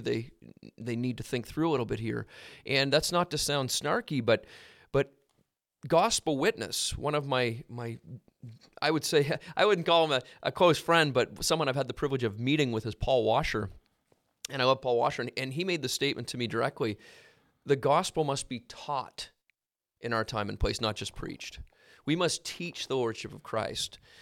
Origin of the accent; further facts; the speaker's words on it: Halifax, Nova Scotia, Canada; I grew up in Halifax, so there's a port there.